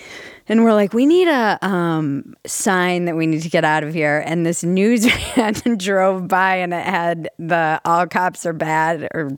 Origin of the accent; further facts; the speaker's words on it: East Coast, United States; moved away; also born or lived in Los Angeles, California; I'm not from there. I'm from the East Coast, but I was there long enough.